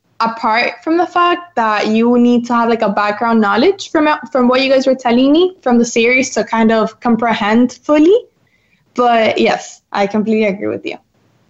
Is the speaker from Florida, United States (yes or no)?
yes; Miami, Florida, United States; from Miami.